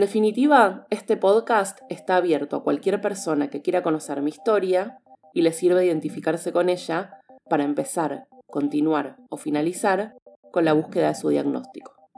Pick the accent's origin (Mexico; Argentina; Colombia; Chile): Argentina; Nací y vivo en Argentina